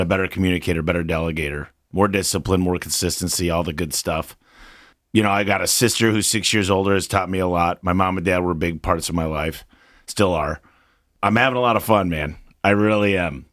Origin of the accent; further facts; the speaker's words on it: Michigan, United States; I'm from Michigan. And as a kid, you shovel snow, mow lawns to make money.